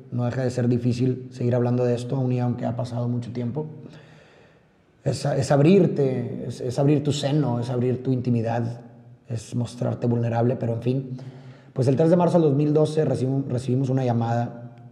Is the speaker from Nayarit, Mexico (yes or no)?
no; Monterrey, Nuevo León, Mexico; como muchos de ustedes sabrán, soy de Monterrey, Nuevo León, México. Un saludo a todos los regios que nos escuchan en este momento.